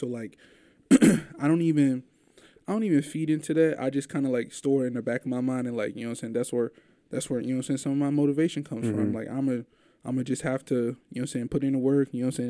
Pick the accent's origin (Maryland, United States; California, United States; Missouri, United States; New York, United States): Missouri, United States; St. Louis; I'm from St. Louis, too.